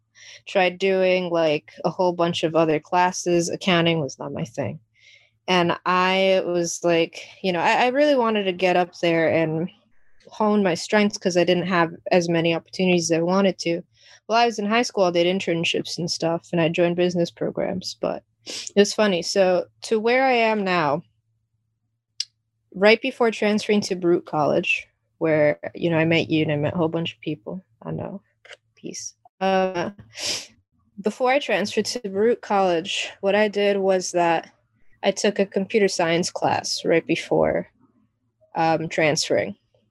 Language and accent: English; Jamaica; born there; And then my origin story is a whole mixed bag, because, you know, I was born in Jamaica.